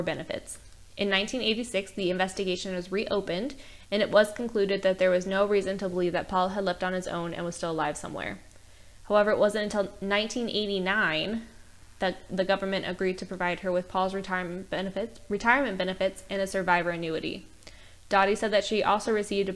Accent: United States; I'm from the States

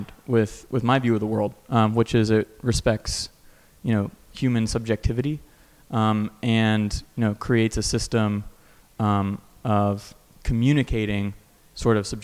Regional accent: North Carolina, United States; moved away as an adult; also born or lived in Stanford, California; I'm originally from North Carolina, so it's good to be back on the East Coast.

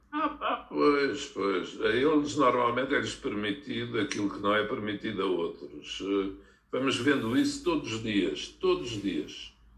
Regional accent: Olivais, Lisbon, Portugal; eu, quando era miúdo, vivi nos Olivais, que tinha ao pé a refinaria de Cabo Ruivo.

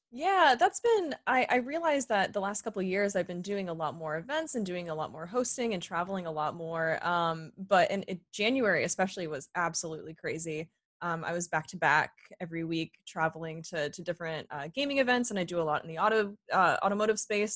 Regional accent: Sarnia, Ontario, Canada; accent: Canadian; moved away as an adult; also born or lived in Toronto; now in Los Angeles, United States; growing up in Sarnia

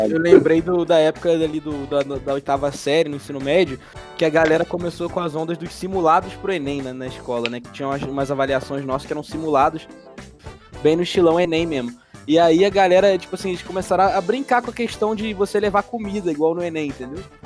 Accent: Brazil; sou brasileiro, tô praticando inglês

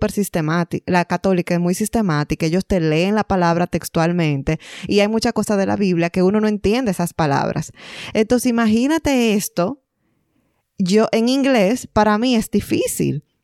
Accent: Dominican Republic; now in Ontario, Canada

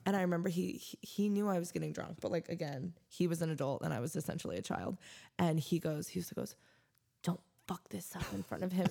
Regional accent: Missouri, United States; moved away as an adult; now in Denver, United States; I grew up in Missouri, you know, didn't get out hardly at all

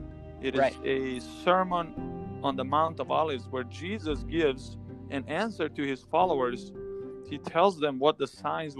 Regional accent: Serbia; moved away; I grew up in Serbia, which is a country born in Croatia.

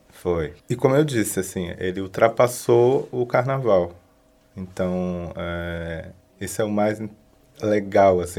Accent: Nilópolis, Rio de Janeiro, Brazil; moved away as an adult; now in Florianópolis, Brazil; Sou de Nilópolis, no Rio de Janeiro, mas estou aqui na cidade já desde 2003, residindo

